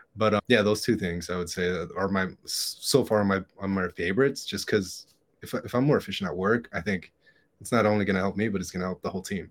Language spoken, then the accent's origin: English; Hialeah, Florida, United States; born or raised there